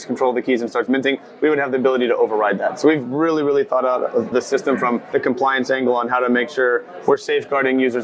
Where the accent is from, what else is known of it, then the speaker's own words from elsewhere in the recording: United States; I'm American myself